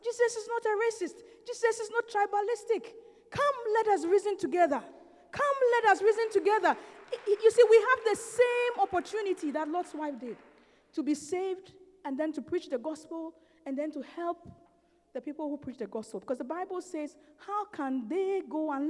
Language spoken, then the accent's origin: English; Ghana; I come from Ghana. I've never been to the north of Ghana